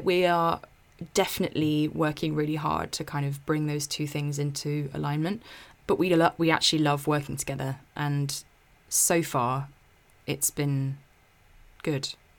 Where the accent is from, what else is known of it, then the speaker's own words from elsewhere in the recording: South East England, United Kingdom; my hometown in the southeast